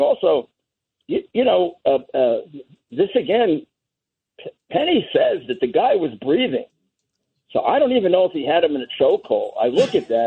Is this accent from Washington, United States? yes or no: no; New York City, New York, United States; when I was a kid, I grew up in Bedford-Stuyvesant, went to high school there